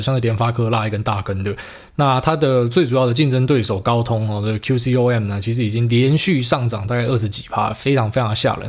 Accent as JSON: {"language": "Chinese", "country": "Taiwan", "said": "我们台湾人"}